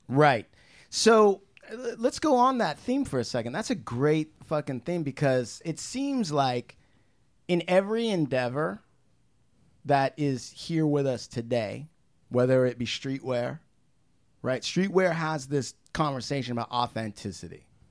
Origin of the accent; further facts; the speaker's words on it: United States; I'm American Indian, okay? I grew up on reservation.